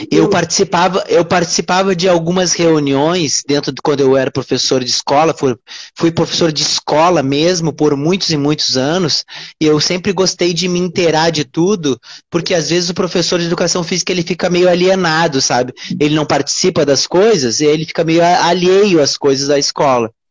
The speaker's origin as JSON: {"language": "Portuguese", "region": "Rio Grande do Sul", "country": "Brazil", "lives_now": "Rio de Janeiro, Brazil", "said": "hoje eu sou gaúcho, mas hoje eu moro no Rio uhum. de Janeiro."}